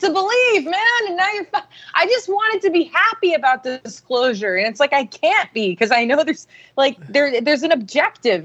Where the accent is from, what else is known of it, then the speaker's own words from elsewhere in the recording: Austin, Texas, United States; grew up in Texas. I grew up in Austin